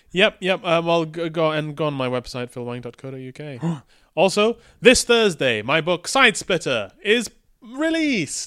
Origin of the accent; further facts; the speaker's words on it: Malaysia; moved away; I grew up playing this in Malaysia, in the ga-, game arcades, in Kotak and the Balu